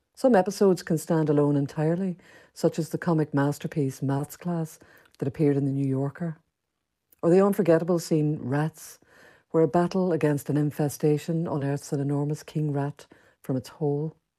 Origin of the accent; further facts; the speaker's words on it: Derry, Northern Ireland, United Kingdom; moved away; also born or lived in London; The setting was the Bogside area of Derry where I, like Seamus Dean, had grown up